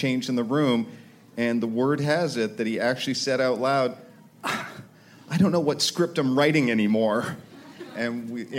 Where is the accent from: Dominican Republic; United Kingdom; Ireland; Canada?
Canada; moved away; also born or lived in New York; I am Canadian by birth